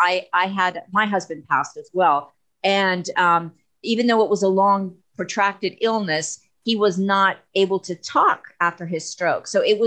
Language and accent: English; Canada; I'm from Canada, but in the United States